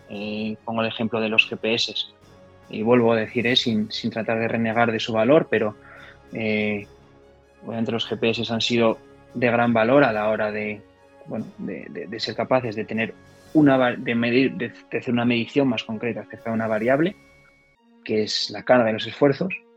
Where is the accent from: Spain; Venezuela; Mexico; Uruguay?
Spain; Gijón, Asturias; moved away as an adult; soy de Gijón. Me fui de Gijón con 18 años